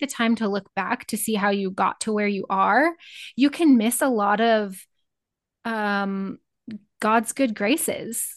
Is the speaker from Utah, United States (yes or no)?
no; Northeast Nebraska, United States; I grew up in Northeast Nebraska